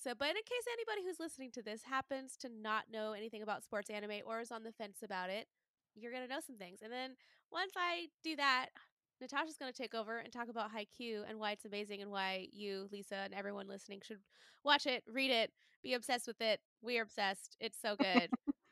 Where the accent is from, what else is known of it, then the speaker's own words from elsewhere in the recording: Texas, United States; I'm from Texas